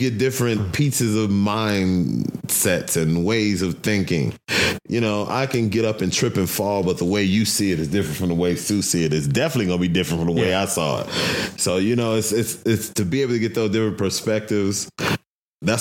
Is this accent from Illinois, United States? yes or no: yes; Chicago, Illinois, United States; now in Denver, United States; I'm from Chicago, South Side